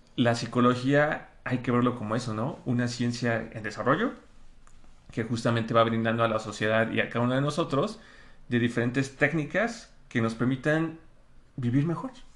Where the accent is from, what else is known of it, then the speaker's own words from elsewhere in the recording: Mexico; ya somos muchos mexicanos